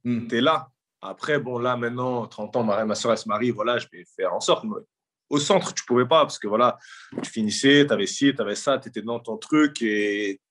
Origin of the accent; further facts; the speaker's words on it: Drancy, Île-de-France, France; à mon arrivée à Drancy, que je reviens dans le cocon familial